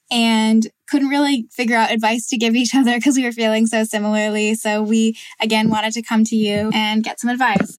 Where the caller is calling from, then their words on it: Vermont, United States; I'm calling in from Vermont